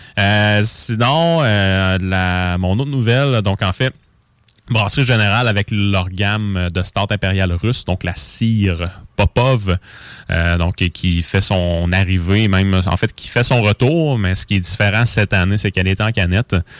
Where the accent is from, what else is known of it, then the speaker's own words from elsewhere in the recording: Quebec, Canada; chez nous, au Québec